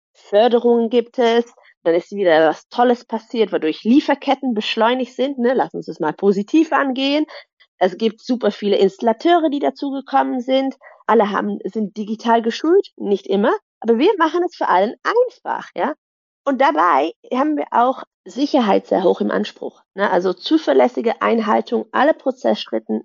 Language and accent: German; Netherlands; German is a second language; moved away as an adult; also born or lived in Germany / Brussels; ich bin gebürtige Niederländerin, aber habe lange in Deutschland gearbeitet und studiert